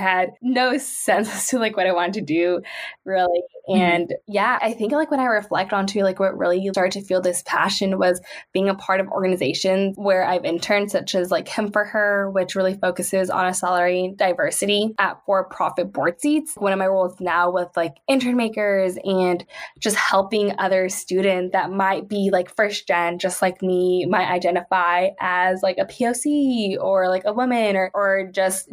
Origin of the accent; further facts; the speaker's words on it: San Jose, California, United States; I was born and raised in San Jose, still reside here